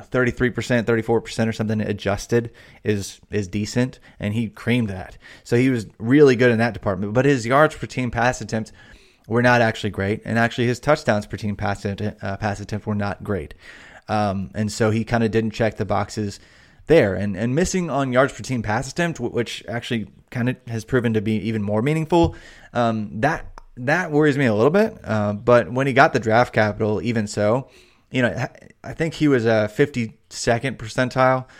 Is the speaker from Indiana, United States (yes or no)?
yes; Indiana, United States; I grew up in Indiana and I was a big Reggie Miller fan